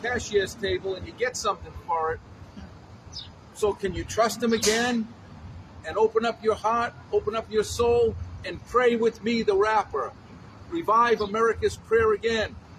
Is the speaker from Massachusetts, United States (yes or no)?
yes; Boston, Massachusetts, United States; I was born in Boston.